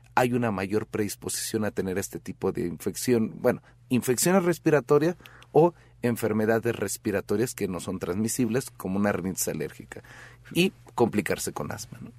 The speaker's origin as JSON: {"language": "Spanish", "country": "Mexico"}